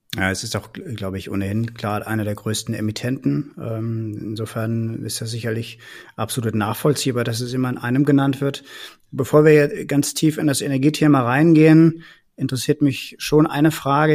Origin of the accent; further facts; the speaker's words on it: Bergisch Gladbach, North Rhine-Westphalia, Germany; also born or lived in Cologne; Ich bin ja selber in Bergisch Gladbach groß geworden und habe dann in Köln studiert